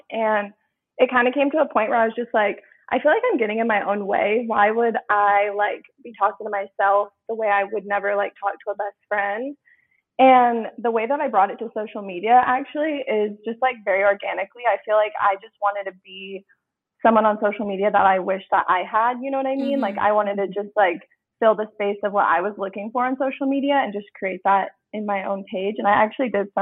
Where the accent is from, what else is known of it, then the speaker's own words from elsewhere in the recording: Tempe, Arizona, United States; I'm 22, and I am from Arizona originally. I'm from Tempe, Arizona